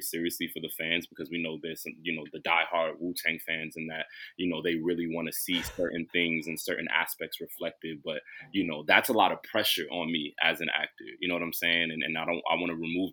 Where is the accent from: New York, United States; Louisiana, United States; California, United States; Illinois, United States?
New York, United States; New York City; I'm from Brooklyn